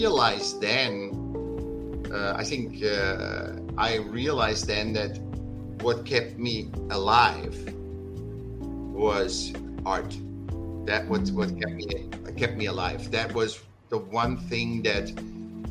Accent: Vienna, Austria; I was born in Vienna, in Austria

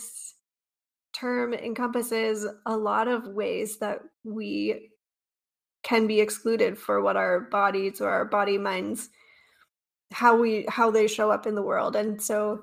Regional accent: North Georgia, United States; moved away as an adult; now in East Tennessee, United States; I grew up in North Georgia, not too far from here

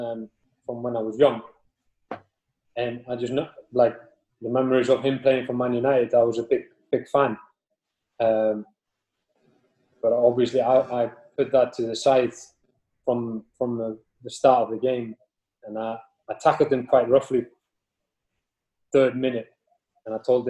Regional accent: northern Iceland, Iceland; moved away; also born or lived in Cardiff; I'm from a town in north of Iceland who it's a rough place during winter

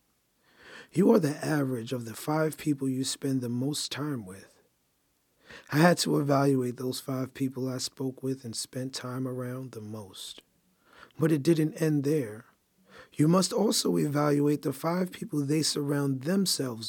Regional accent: New York City, New York, United States; I grew up in Brooklyn, New York

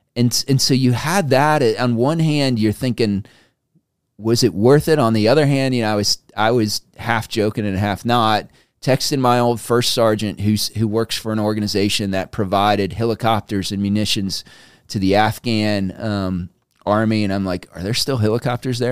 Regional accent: United States; we, as an American people

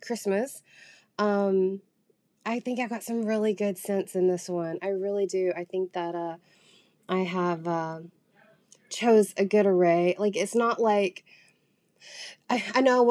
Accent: Southern, United States; accent: Southern; I do actively try to hide, like, my Southern accent.

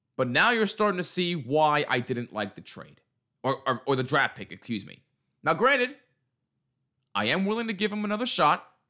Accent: New Jersey, United States; I am from New Jersey

